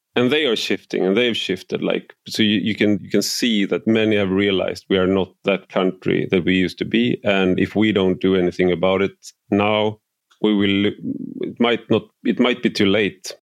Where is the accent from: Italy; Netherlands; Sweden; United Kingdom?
Sweden